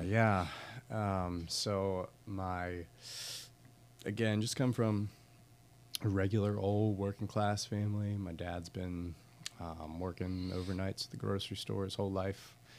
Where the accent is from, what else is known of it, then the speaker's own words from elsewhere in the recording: Pittsburgh, Pennsylvania, United States; moved away as an adult; also born or lived in Camden; now in Norfolk, United States; I'm Pittsburgh born and raised